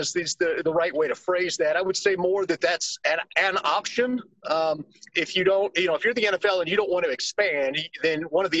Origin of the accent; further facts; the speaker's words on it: St. Louis, Missouri, United States; born there; I was born in St. Louis. Lived there for a few years. We bounced around. I ended up coming back.